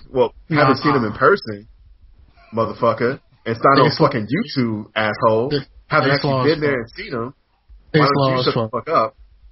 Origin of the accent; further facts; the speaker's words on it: Huntsville, Alabama, United States; I grew up in the South in a town with Alabama A&M where I saw like SWAT conference teams come to Huntsville